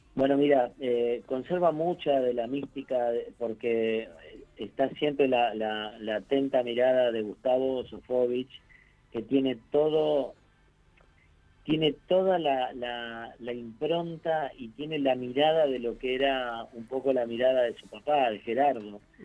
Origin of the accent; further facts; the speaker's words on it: Uruguay; now in Argentina; yo no soy argentino, yo soy uruguayo